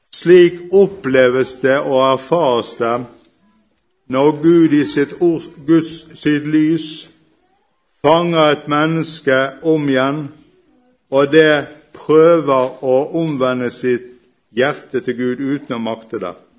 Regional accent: Bergen, Vestland, Norway; accent: Bergen dialect; skjønner dere sikkert med en gang hvor jeg kommer fra pga. dialekten. Jeg kommer fra Bergen

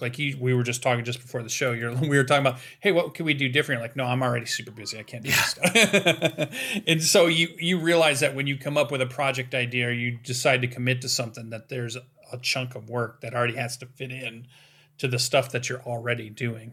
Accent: Western Michigan, United States; my hometown, which is a pretty small town. We have our own little gaming convention that sits at the top of Western Michigan University

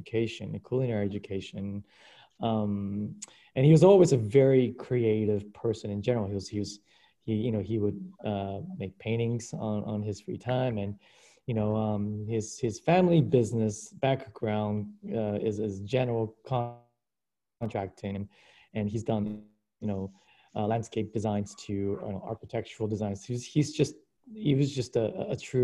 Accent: Anchorage, Alaska, United States; English is a second language; moved away as an adult; also born or lived in Kyushu, Japan; now in New York, United States; I grew up in Anchorage, Alaska. We're originally from Japan. I was born in Japan in the southern island of Kyushu. We immigrated to Alaska in the early 80s.

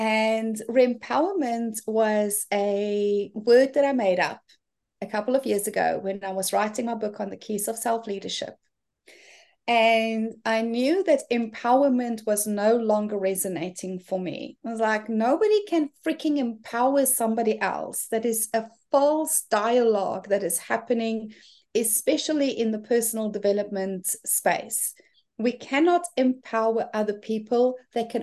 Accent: South Africa; moved away as an adult; now in New Zealand; I'm originally from South Africa and have been living in gorgeous New Zealand for the past 8 years.

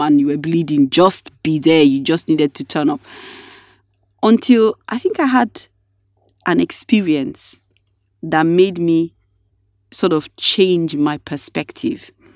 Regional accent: Nigeria; being a Nigerian

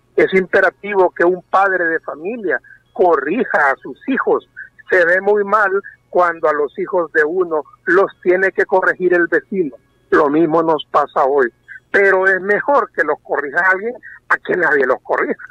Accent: Honduras; nuestro deber hoy como hondureños

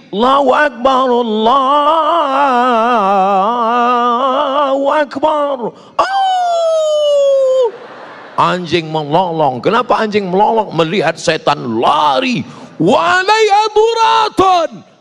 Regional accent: Sumatra, Indonesia; Saya orang Melayu dari Sumatera, bapak ibu orang Sunda.

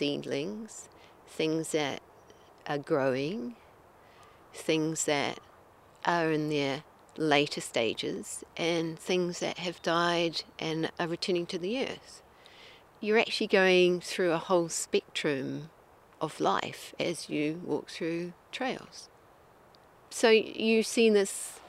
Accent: New Zealand; now in Wakefield, Canada; I'm originally from New Zealand

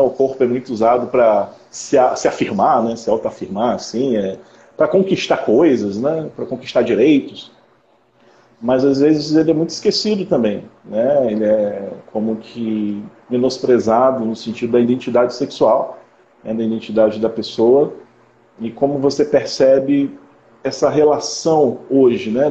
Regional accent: Conceição de Macabu, Rio de Janeiro, Brazil; now in Macapá, Brazil; Eu sou do Rio de Janeiro, do interior do Rio, sou de Conceição de Macabu

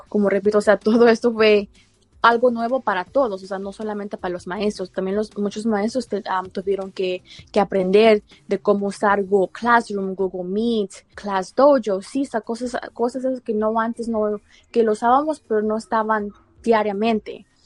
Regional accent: Mexico; now in Baltimore, United States; yo vengo de México y cuando yo estaba pequeña no tuve la mejor educación

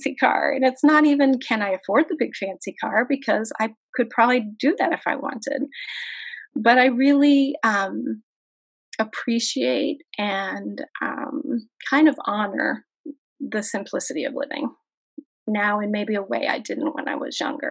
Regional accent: Kansas, United States; I'm from Kansas

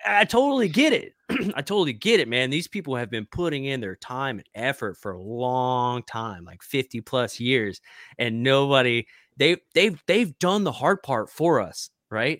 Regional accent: Arkansas, United States; my hometown up in, like, Arkansas.

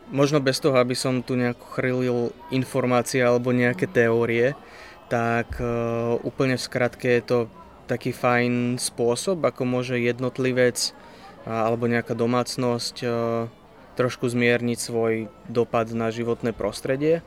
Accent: Bratislava, Bratislava Region, Slovakia; moved away as an adult; now in Trenčín, Slovakia; ja som z Bratislavy

